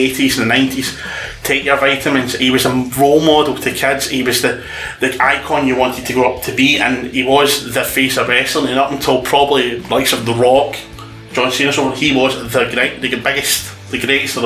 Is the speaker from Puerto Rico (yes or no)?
no; Scotland, United Kingdom; I'm a Scottish boy